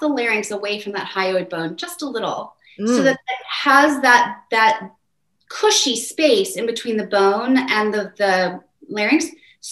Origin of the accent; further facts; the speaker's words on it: United States; I'm an American